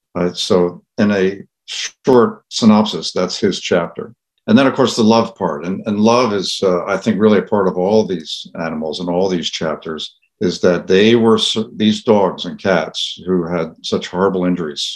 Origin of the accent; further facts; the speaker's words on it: Philadelphia, Pennsylvania, United States; I grew up in the Philadelphia area